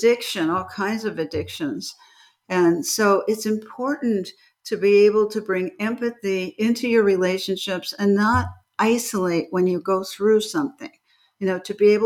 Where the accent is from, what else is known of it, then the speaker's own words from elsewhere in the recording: Beverly Hills, California, United States; as a child, I grew up in Beverly Hills and I was in California